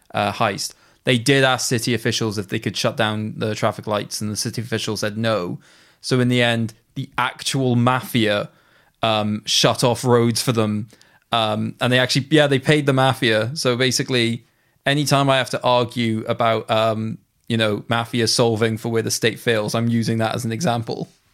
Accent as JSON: {"language": "English", "region": "Wales", "country": "United Kingdom", "said": "being a Welshman"}